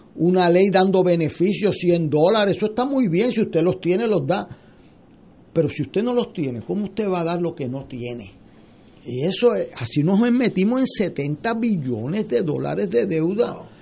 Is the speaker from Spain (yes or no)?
no; Puerto Rico; como puertorriqueño